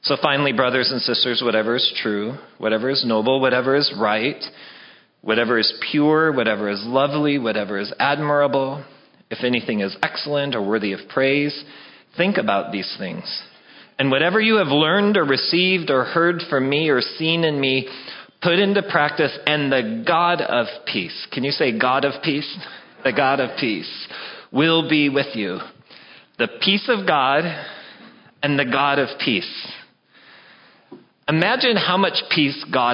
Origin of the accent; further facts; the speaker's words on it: Wyoming, United States; I'm from Wyoming